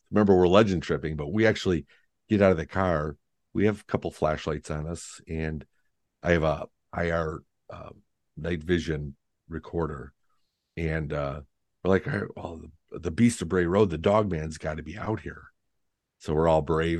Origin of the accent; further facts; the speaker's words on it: Lindenhurst, Illinois, United States; now in Wisconsin, United States; my hometown in Lindenhurst, Illinois